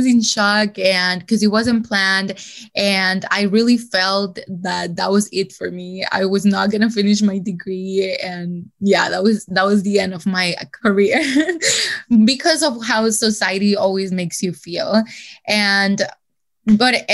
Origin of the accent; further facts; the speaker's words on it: El Salvador; moved away; I'm from El Salvador and my parents were not living here at that moment